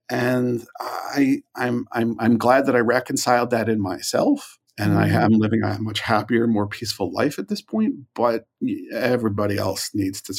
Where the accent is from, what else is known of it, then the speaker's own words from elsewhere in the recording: Ireland; I mean, I'm Irish. Like, regret is like a thing I do.